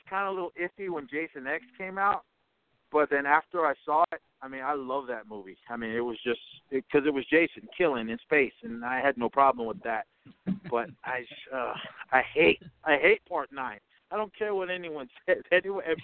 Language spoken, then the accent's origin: English; Oakland, California, United States; I grew up in Oakland, California